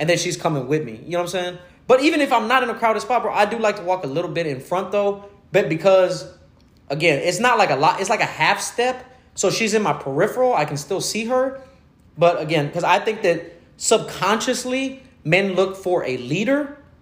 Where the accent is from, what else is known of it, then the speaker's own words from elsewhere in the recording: Houston, Texas, United States; I'm originally from Greens Point, so I, am from Little Mexico